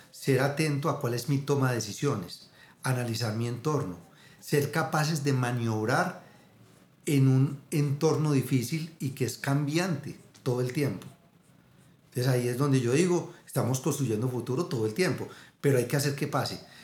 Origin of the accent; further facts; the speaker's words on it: Abejorral, Antioquia, Colombia; yo me crié en Abejorral, un pueblito aquí a dos horas de Medellín